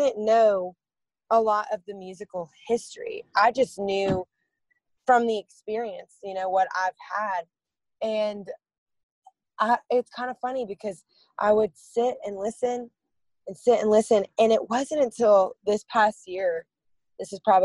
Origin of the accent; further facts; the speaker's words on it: Lafayette, Louisiana, United States; Lafayette is, in retrospect to really big cities, I would say it's on the smaller side of things. There's about 150,000 people that live there. I grew up surrounded by this culture of music